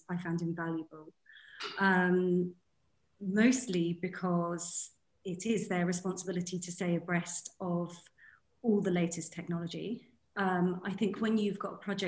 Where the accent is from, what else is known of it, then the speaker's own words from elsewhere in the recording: United Kingdom; moved away as an adult; now in The Hague, Netherlands; I'm a British interior designer, but I'm based in the Netherlands in The Hague